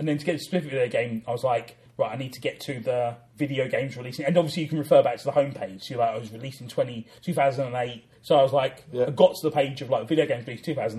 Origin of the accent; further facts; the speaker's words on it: London, United Kingdom; I grew up in South London